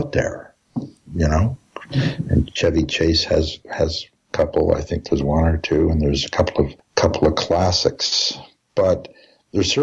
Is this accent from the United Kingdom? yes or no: no; Canada; I'm a composer, I'm a Canadian